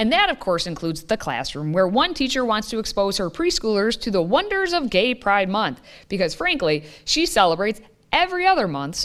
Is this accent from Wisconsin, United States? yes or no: yes; Wisconsin, United States; Madison, Wisconsin, my home state